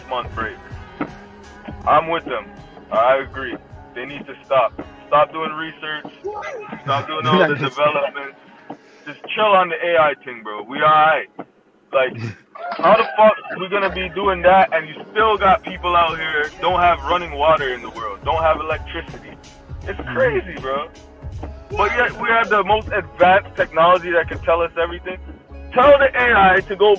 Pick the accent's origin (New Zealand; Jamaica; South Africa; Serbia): Jamaica; us just being Jamaican already, it's within our culture